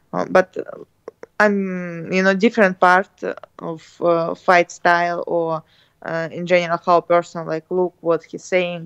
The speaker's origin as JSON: {"language": "English", "country": "Russia", "second_language": "English", "said": "We're from Russia"}